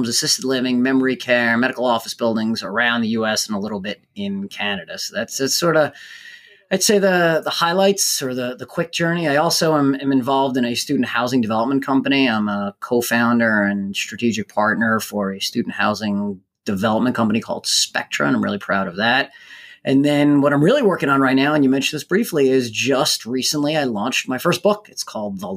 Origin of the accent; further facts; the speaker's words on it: New Jersey, United States; I grew up in New Jersey and attended Rutgers University.